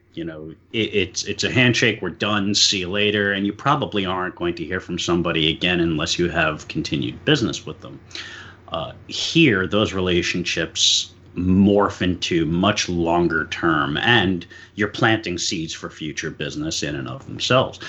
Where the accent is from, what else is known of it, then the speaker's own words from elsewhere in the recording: New York City, New York, United States; moved away as an adult; now in Pennsylvania, United States; I was born and raised in New York City